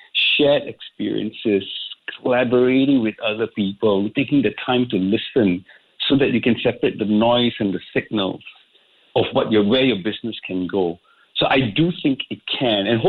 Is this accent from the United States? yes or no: no; Singapore; I grew up in Singapore. I didn't do much traveling out of Singapore